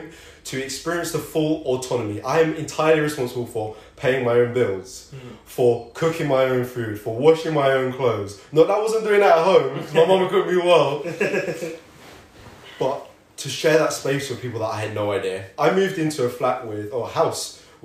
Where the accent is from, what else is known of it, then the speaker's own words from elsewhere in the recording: London, United Kingdom; moved away as an adult; also born or lived in Manchester; I am from London